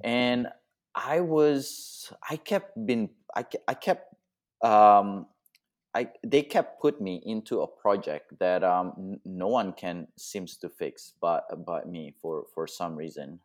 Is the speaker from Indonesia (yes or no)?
yes; Indonesia; moved away; also born or lived in Australia; I was born in Indonesia, and then I moved to Australia, and now I'm, um, nomadic travel photography